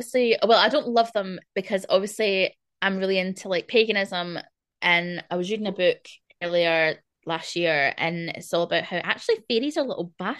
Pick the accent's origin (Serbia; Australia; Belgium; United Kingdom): United Kingdom; Scotland; being Scottish, there's so much like, there's so much lore and Celtic